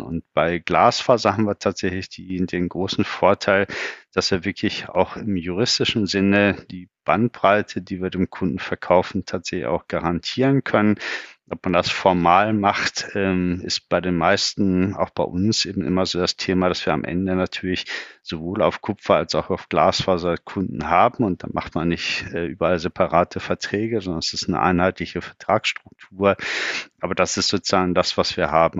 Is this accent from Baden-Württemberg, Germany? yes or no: no; Bückeburg, Lower Saxony, Germany; geboren in Bückeburg